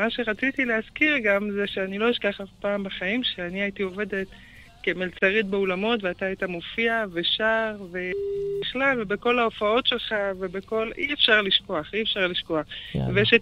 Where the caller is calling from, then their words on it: Hebron, Hebron Governorate, Palestine; שלום, אני מדברת מחברון עיר האבות.